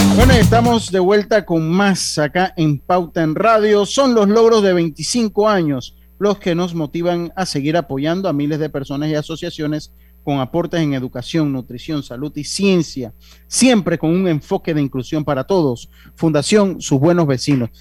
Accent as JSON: {"language": "Spanish", "country": "Panama", "said": "Nosotros los panameños"}